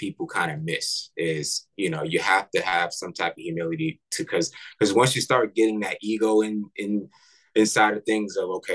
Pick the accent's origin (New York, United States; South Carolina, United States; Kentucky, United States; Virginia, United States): New York, United States; I'm from New York